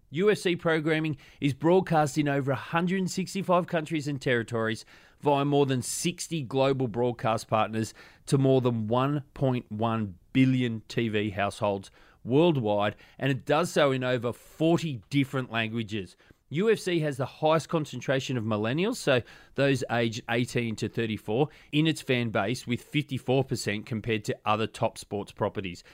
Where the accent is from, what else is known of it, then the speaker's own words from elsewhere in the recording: Australia; I'm Australian